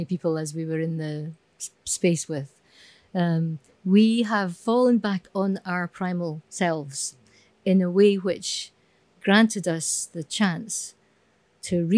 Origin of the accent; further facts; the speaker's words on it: Scotland, United Kingdom; Being Scottish